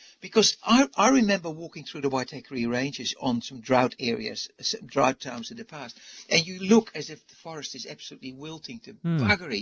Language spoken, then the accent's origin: English; Indonesia; also born or lived in Arizona; now in New Zealand; I was born in Indonesia